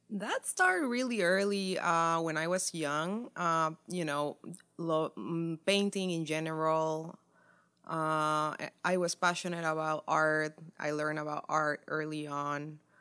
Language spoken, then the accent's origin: English; Santa Cruz de la Sierra, Santa Cruz, Bolivia; now in Dallas, United States; I'm an artist from Santa Cruz de la Sierra, Bolivia